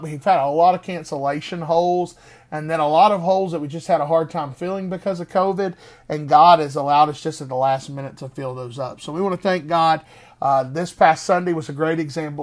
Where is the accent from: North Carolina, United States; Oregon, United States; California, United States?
North Carolina, United States; Greensboro; Greensboro, North Carolina, my hometown, my home city.